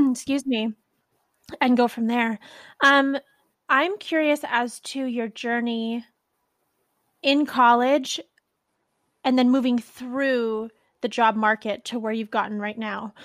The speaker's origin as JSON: {"language": "English", "area": "Bay Area", "region": "California", "country": "United States", "said": "I'm from the Bay Area"}